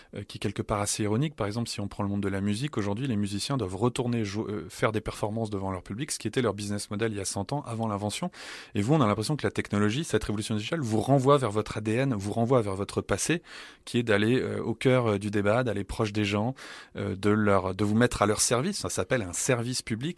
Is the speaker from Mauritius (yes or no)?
no; France; moved away; mon pays d'origine, à la France